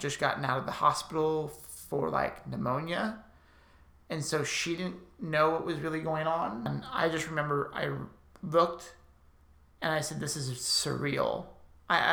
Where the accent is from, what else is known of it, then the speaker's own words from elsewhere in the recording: Burbank, California, United States; I grew up in Burbank, California, born and raised